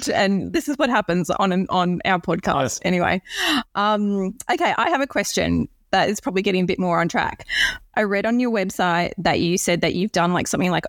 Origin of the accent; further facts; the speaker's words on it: Sydney, New South Wales, Australia; I grew up in Sydney